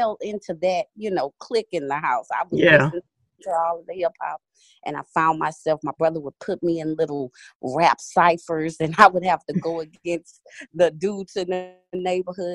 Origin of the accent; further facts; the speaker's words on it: Houston, Texas, United States; I'm a kid from Houston, Texas